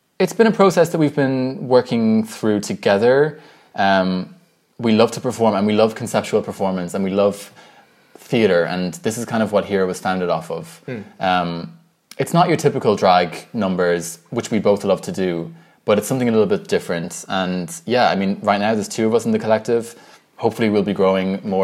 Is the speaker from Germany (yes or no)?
no; Ireland; also born or lived in Dublin, Ireland; growing up in Ireland and in a predominantly white environment, I've always felt white, and I always felt Irish